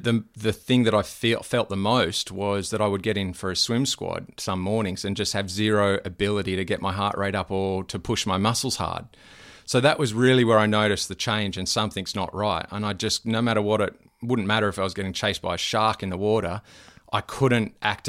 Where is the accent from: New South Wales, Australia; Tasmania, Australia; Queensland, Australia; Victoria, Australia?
New South Wales, Australia; Terry Hills; now in Noosa, Australia; I was born in around Terry Hills, grew up there, and then I got into surf lifesaving down at Freshwater Beach pretty much, and then once I started to rent, moved down to Freshwater Beach and around that area